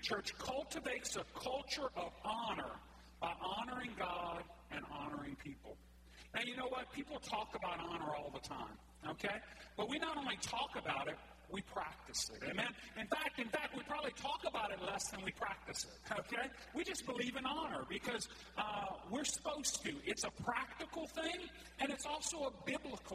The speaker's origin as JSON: {"language": "English", "area": "Cajun", "region": "Louisiana", "country": "United States", "said": "I'm Cajun like you are"}